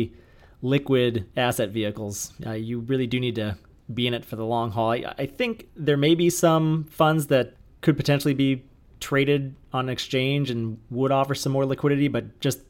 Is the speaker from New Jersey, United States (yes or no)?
no; California, United States; moved away; I'm from California originally